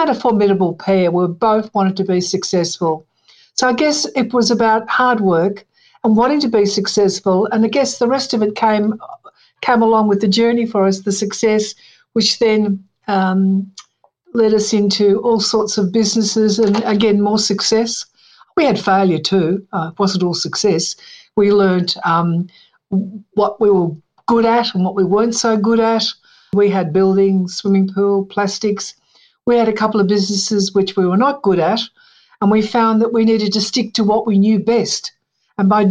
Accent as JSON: {"language": "English", "town": "Melbourne", "region": "Victoria", "country": "Australia", "tie": "born or raised there", "also_born_or_lived": "Bairnsdale, Victoria", "said": "I was born in Bairnsdale, Victoria, and at a very early age, my parents came to Melbourne."}